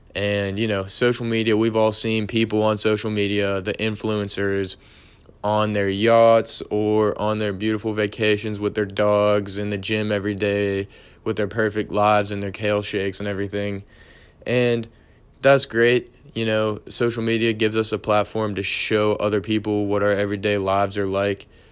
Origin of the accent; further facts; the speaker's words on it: Pittsburgh, Pennsylvania, United States; I'm from Pittsburgh